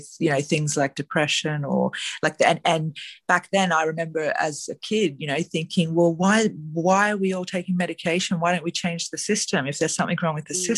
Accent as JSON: {"language": "English", "town": "Gold Coast", "region": "Queensland", "country": "Australia", "tie": "born or raised there", "moved": "yes", "said": "I was born on the Gold Coast"}